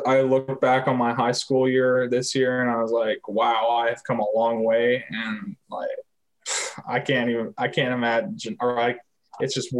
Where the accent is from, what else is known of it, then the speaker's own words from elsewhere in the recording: Canada; moved away; also born or lived in Calgary, Alberta; I was from a small hometown, so there was not a lot of people, it's nothing like the US